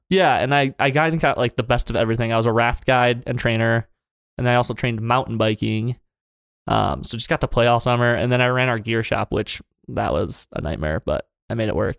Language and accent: English; Okemos, Michigan, United States; moved away as an adult; I grew up in a sub-, suburb of Lansing, Michigan called Okemos, Michigan.